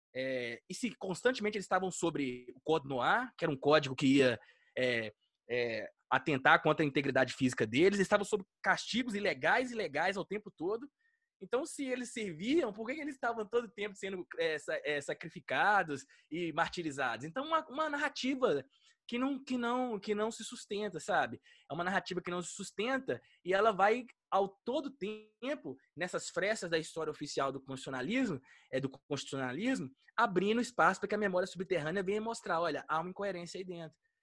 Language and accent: Portuguese; Minas Gerais, Brazil; eu sou mineiro